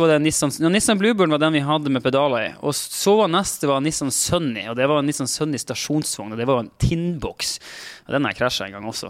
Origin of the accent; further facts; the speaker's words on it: Finnmark, Norway; now in Oslo, Norway; Jeg er en finnmarking som bor på Oslo vest og prøver å passe inn på Oslo vest.